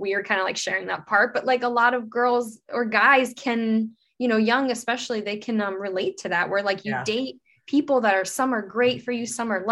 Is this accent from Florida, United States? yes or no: yes; Fort Lauderdale, Florida, United States; also born or lived in Brazil; I was living in Fort Lauderdale, Florida. It's where I grew up